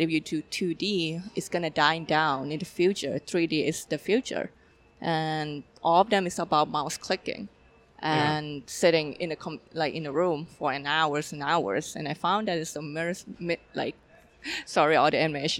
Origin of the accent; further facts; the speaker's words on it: Thailand; moved away; I'm from Thailand.